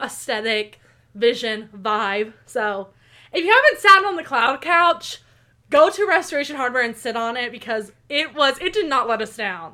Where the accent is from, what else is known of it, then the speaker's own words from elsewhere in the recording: Tulsa, Oklahoma, United States; born and raised in Tulsa, Oklahoma